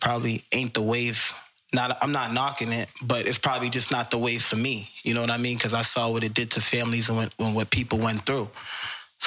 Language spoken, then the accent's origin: English; Boston, Massachusetts, United States; I grew up in Boston